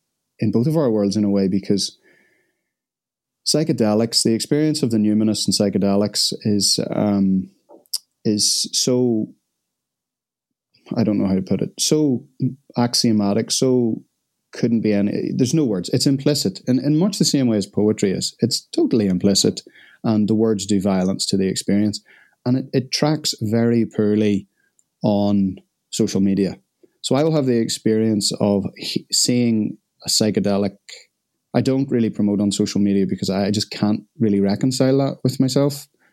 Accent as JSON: {"language": "English", "country": "Ireland", "said": "I'm Irish, so I've been stealing the milk out of your tea."}